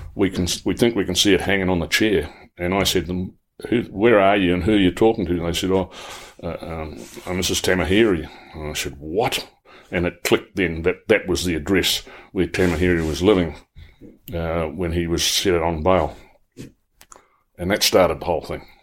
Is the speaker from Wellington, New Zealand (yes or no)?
no; Paeroa, Waikato, New Zealand; I was born and bred in Pyrrhus. I knew the area well.